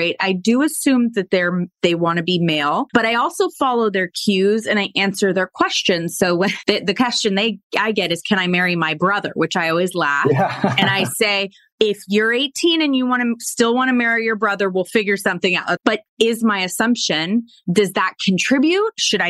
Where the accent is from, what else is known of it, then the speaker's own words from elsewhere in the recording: San Francisco Bay Area, California, United States; I grew up in the San Francisco Bay Area